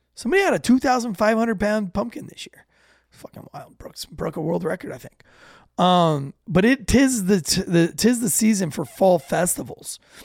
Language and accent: English; United States; as an American